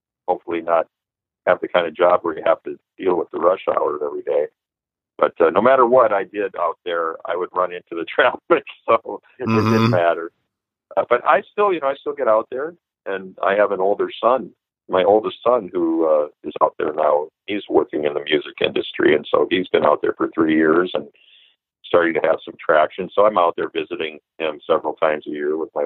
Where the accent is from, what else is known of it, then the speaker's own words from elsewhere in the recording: Minneapolis, Minnesota, United States; growing up in Minneapolis